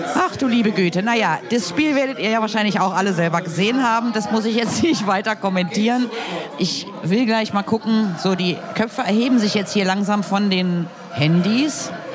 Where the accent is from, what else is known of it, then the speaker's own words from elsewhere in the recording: Berlin, Germany; Man kommt aus Berlin, man lebt in Berlin, kommt aus West-Berlin